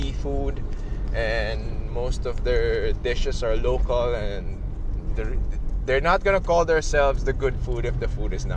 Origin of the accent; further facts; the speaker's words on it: Philippines; my country, in my hometown, in my homeland